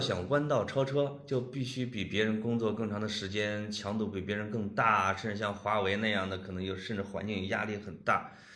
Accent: Puyang, Henan, China; 我老家濮阳

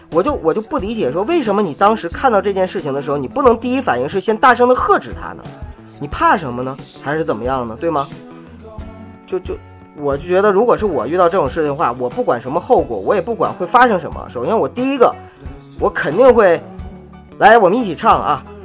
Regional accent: Northeast China, China; now in Beijing, China; 我东北人嘛

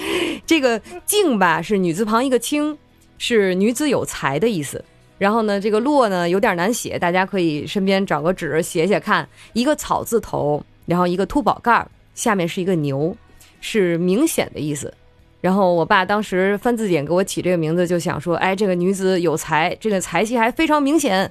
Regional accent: China; 我是作为一个中国人，但是在日本和日本声优一起用日文去抢角色、竞争角色。

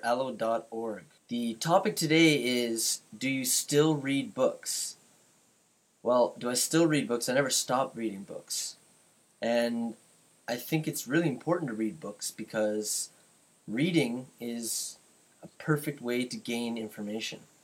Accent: Canada; I'm from Canada

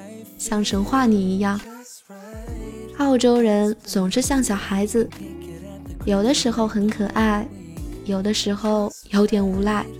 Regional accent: China; 自我介绍的时候，一听说我是中国人，巴基斯坦的人都上来和我握手。

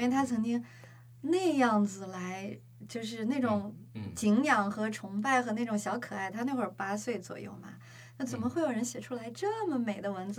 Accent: China; 我们中国人读书本身就不太多

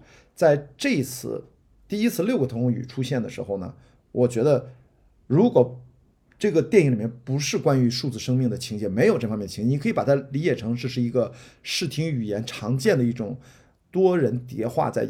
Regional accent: northern China, China; 因为我也是个北方人

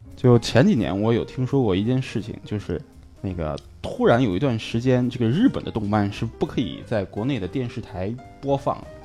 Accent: Shandong, China; accent: Shandong dialect; now in Tokyo, Japan; 我这么浓厚的山东方言味儿，你居然听不出我是山东人来吗

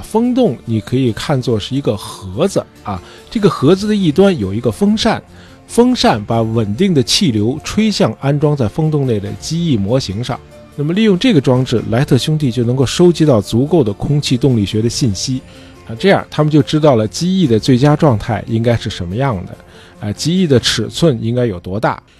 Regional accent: China; 最早造出飞行器的的确是我们中国人

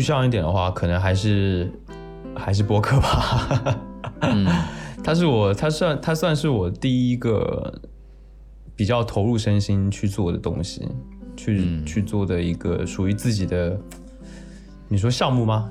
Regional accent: Taiwan; 我是台湾人

